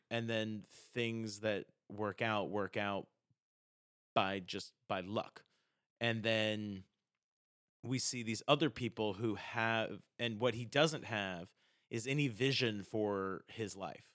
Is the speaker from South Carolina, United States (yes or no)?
yes; South Carolina, United States; I'm from South Carolina